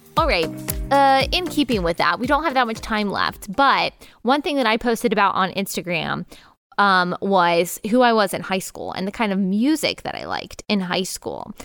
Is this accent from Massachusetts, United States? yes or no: no; Texas, United States; moved away as an adult; also born or lived in South Carolina; I grew up in Texas